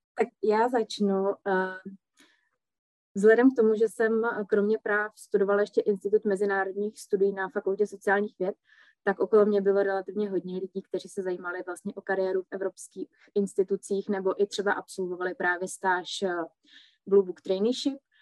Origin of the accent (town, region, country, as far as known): Czechia